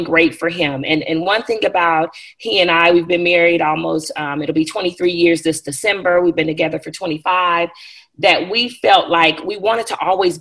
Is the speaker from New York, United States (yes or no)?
no; Bakersfield, California, United States; moved away; I'm from Bakersfield, California. If anybody's familiar with the California area, it's a little central little place in the country part of California. My family is from there. I was born and raised there